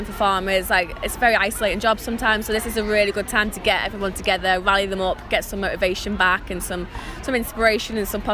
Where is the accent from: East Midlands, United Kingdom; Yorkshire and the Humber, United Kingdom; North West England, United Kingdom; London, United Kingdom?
North West England, United Kingdom; the Wirral; moved away as an adult; now in Cumbria, United Kingdom; I was born on the Wirral and I moved to Cumbria 6 years ago when I wanted to farm